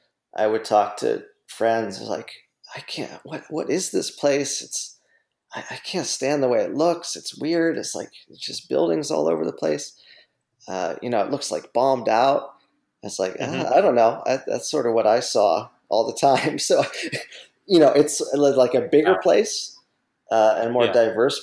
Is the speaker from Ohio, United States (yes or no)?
yes; Youngstown, Ohio, United States; In Youngstown, Ohio, my hometown